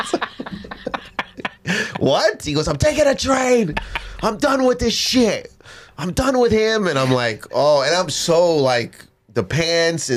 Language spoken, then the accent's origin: English; Canada; moved away; we were doing shows in my hometown. This is when I lived in Canada.